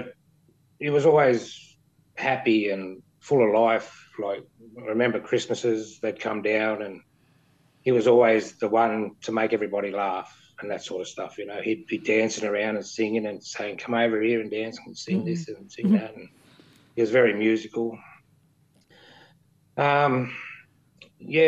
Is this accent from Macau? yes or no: no; Sydney, New South Wales, Australia; also born or lived in Campbelltown / Canberra; We grew up in Sydney and we moved out west to Campbelltown